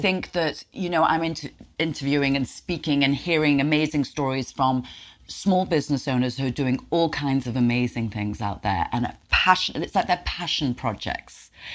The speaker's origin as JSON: {"language": "English", "region": "England", "country": "United Kingdom", "tie": "born or raised there", "moved": "yes", "lives_now": "Nyack, United States", "said": "for me being a Brit, I mean, I had a Woolworths in England that I grew up with."}